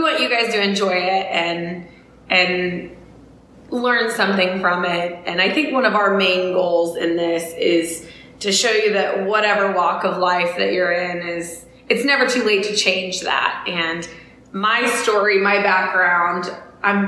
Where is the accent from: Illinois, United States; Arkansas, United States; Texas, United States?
Illinois, United States; I'm actually from Illinois